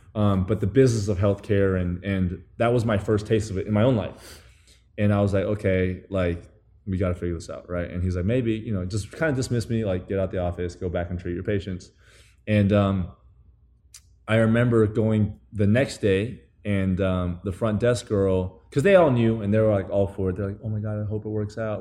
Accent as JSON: {"language": "English", "country": "Taiwan", "tie": "born or raised there", "also_born_or_lived": "New Zealand", "moved": "as an adult", "lives_now": "United States", "said": "I grew up in New Zealand and Taiwan"}